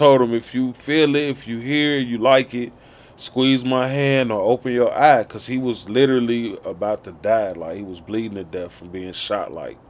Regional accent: Chicago, Illinois, United States; moved away as an adult; also born or lived in Nashville, Tennessee / Michigan; now in Arizona, United States; being born and raised in Chicago till I was grown. And then I moved to the South and stayed there for a long time

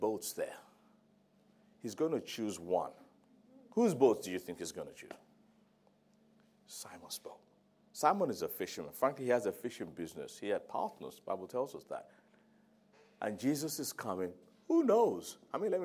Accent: Nigeria; now in London, United Kingdom; I'm Nigerian

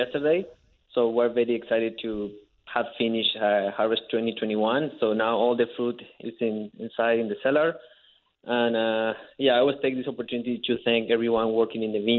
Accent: Mendoza, Argentina; English is a second language; moved away as an adult; also born or lived in California; now in Okanagan Valley, Canada; So I'm from Mendoza, Argentina, one country. That's where I got into wine. My family has been making wine for three, four generations.

